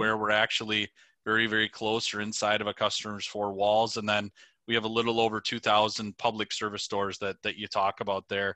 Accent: Prairie Lake, Minnesota, United States; moved away as an adult; now in Winona, United States; I'm originally from a, a, a suburb of the Twin Cities, uh, called Prairie Lake, Minnesota

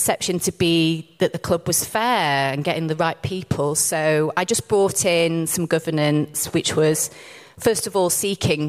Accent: Rotherham, Yorkshire and the Humber, United Kingdom; I worked in my local football club when I was 15. So my hometown is Rotherham United.

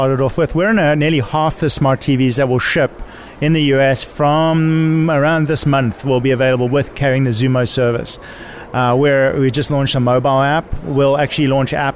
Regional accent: Cape Town, Western Cape, South Africa; also born or lived in Europe; now in United States; I'm originally from Cape Town, South Africa

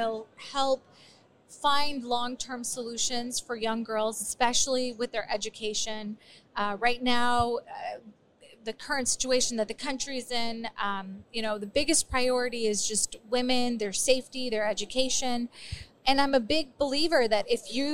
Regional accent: United States; also born or lived in Afghanistan; I was born in Afghanistan, grew up in America.

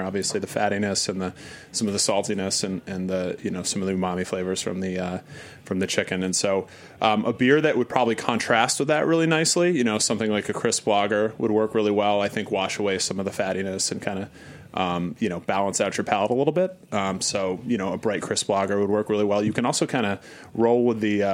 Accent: Burlington, Vermont, United States; moved away; I'm actually from Vermont

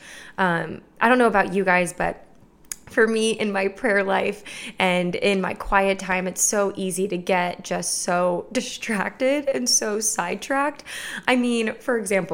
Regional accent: Clermont, Florida, United States; Lakeside Church in my hometown in Claremont, Florida

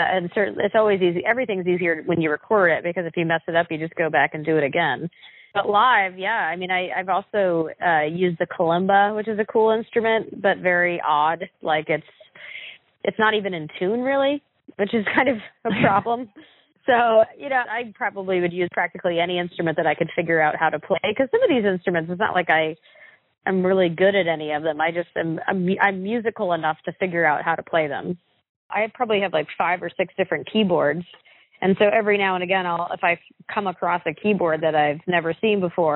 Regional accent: Ellsworth, Maine, United States; also born or lived in Bar Harbor, Maine; now in Boston, United States; I grew up in Ellsworth, basically Bar Harbor and Ellsworth

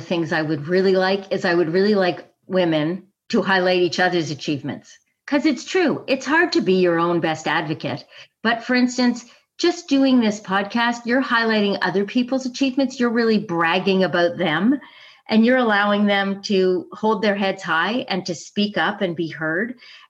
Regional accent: Italy; also born or lived in Canada; So I was living in Rome. I grew up in Italy, which is just a magnificent place to grow up. It was really a kind of Disney childhood. But part of being an international citizen, a Canadian somewhere else

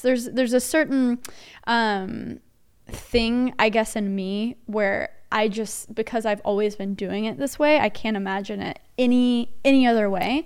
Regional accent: Dallas, Texas, United States; also born or lived in Nashville; I'm born and raised in Dallas, and then I moved to Nashville for only nine months

